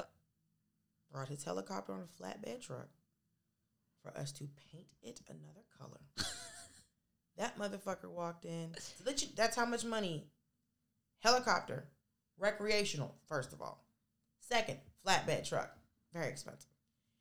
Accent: Miami, Florida, United States; moved away; I was born in Miami

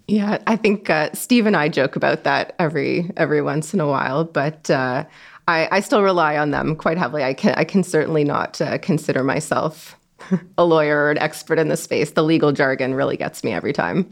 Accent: Toronto, Ontario, Canada; born and raised in Toronto.

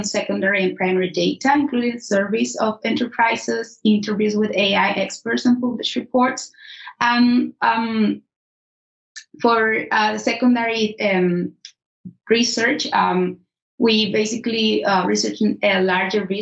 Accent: Nicaragua; moved away as an adult; now in Edinburgh, United Kingdom; I am from Nicaragua

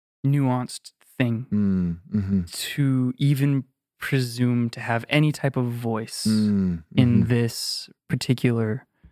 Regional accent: Canada; And I'm so grateful to be, have grown up in this incredible country.

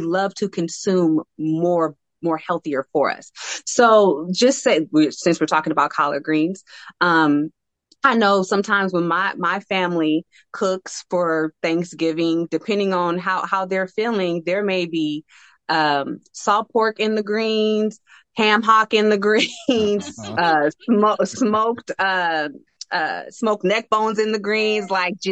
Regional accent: San Francisco Bay Area, California, United States; I live in the San Francisco Bay Area, born and raised here

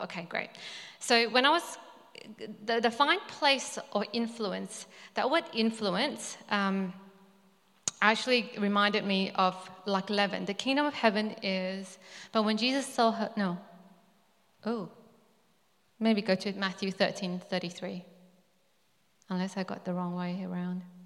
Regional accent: Malaysia; moved away; I was born in Malaysia. So my ethnic background is Chinese

